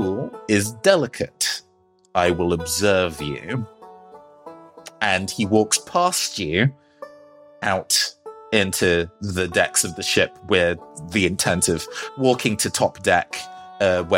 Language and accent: English; United Kingdom; I'm British